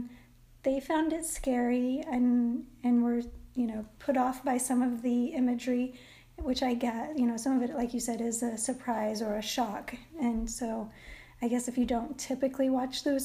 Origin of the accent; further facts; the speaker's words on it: Midwest, United States; I grew up in the Midwest where there were a lot of dandelions